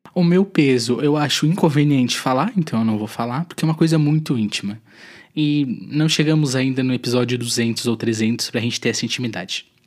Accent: Tubarão, Santa Catarina, Brazil; also born or lived in Florianópolis / São José / Curitiba; Eu sou de Tubarão, cidade no sul de Santa Catarina, sou natural daqui.

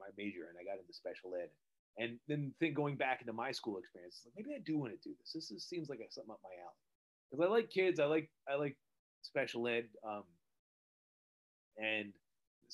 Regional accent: New Jersey, United States; also born or lived in Pennsylvania; I'm from New Jersey. I live right outside New York City

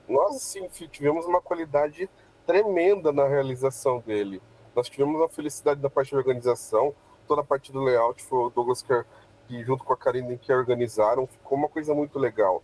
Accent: Campo Mourão, Paraná, Brazil; E nós somos paranaenses, nós somos de Campo Mourão, é, nós não somos pessoas vindo de fora trazendo nada, nós somos daqui mesmo

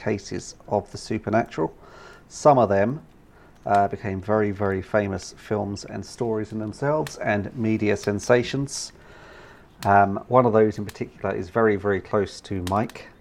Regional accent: United Kingdom; part of being British

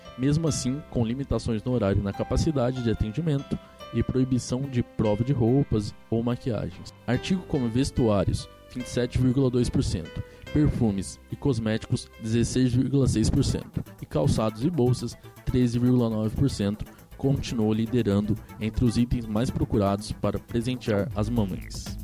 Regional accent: Brazil; como um bom brasileiro

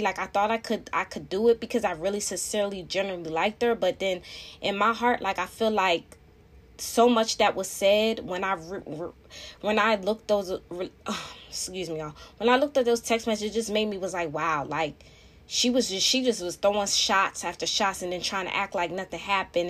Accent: Philadelphia, Pennsylvania, United States; I live in the outskirts of Philly, you know, I am from Philadelphia

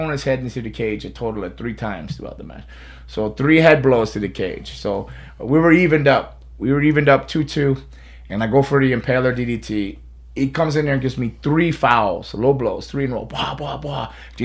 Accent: Deerfield Beach, Florida, United States; I grew up in Deerfield. I was born and raised in Deerfield

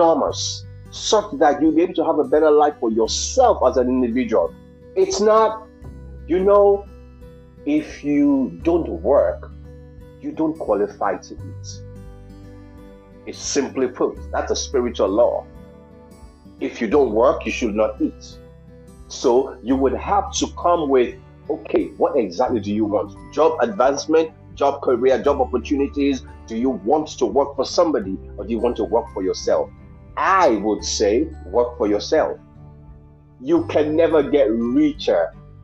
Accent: New York City, New York, United States; now in Aliso Viejo, United States; I'm always a New Yorker. I'm from Brooklyn

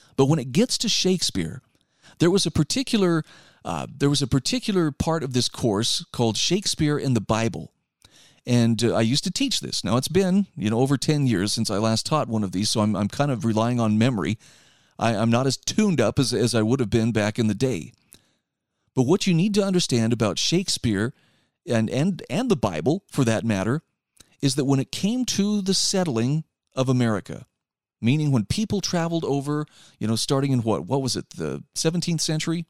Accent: Utah, United States; my home state of Utah

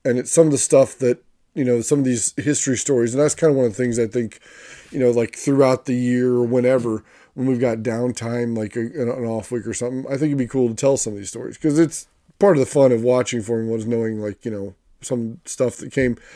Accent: United States; an American fan

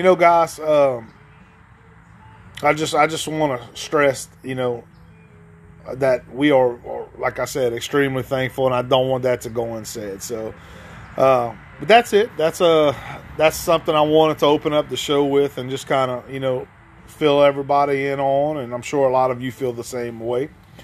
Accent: Ville Platte, Louisiana, United States; now in Gonzales, Louisiana, United States; me growing up in Ville Platte, which was only an hour to 45 minutes away from Marksville

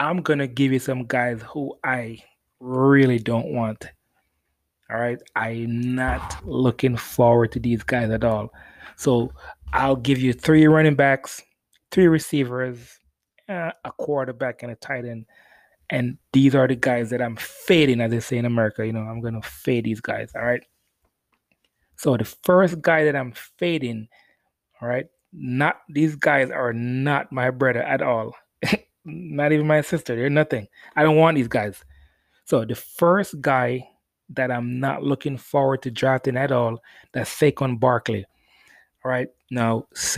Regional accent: Jamaica; I'm Jamaican.

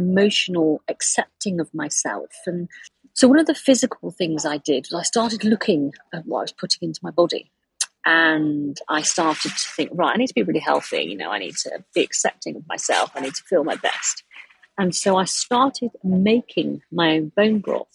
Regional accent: United Kingdom; I am British

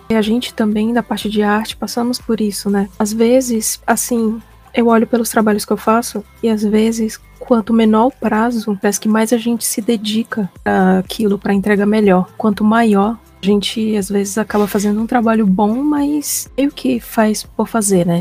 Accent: Manaus, Amazonas, Brazil; moved away as an adult; now in São Paulo, Brazil; sou de Manaus, mas fazem 10 anos que eu moro em São Paulo

